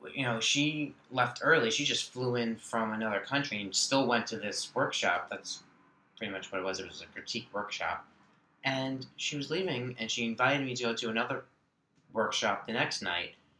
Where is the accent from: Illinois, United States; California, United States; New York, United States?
New York, United States; Long Island; I grew up on Long Island, uh, born New York City.